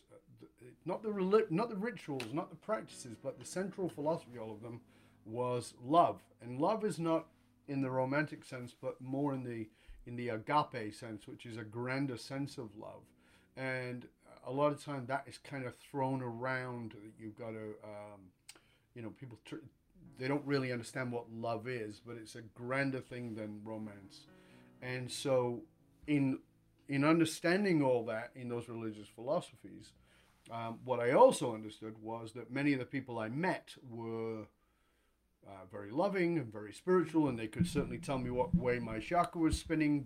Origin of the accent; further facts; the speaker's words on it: the north of England, United Kingdom; moved away as an adult; I was born in Northern England in abject poverty, around a lot of addiction and violence and all those kinds of things